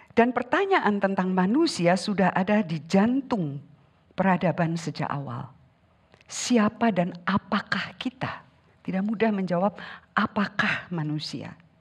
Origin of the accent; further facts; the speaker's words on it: Sundanese lands, Indonesia; Saya dibesarkan di tanah Sunda, Leluhur saya orang Sunda